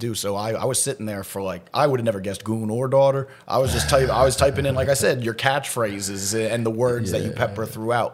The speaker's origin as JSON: {"language": "English", "town": "Philadelphia", "region": "Pennsylvania", "country": "United States", "said": "I'm from Philly, there's not a ton there."}